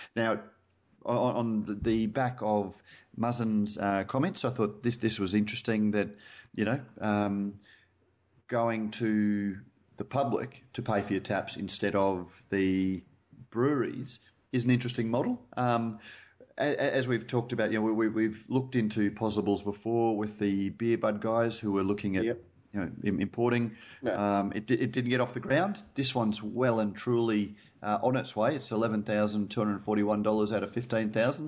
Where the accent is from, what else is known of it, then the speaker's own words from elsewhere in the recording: Queensland, Australia; I'm a Queenslander